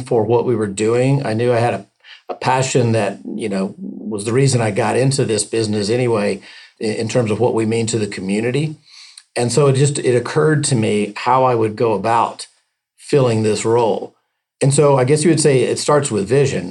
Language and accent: English; Tampa, Florida, United States; My hometown